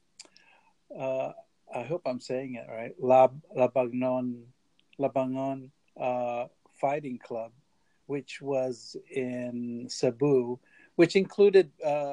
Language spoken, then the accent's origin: English; United States; I grew up in the States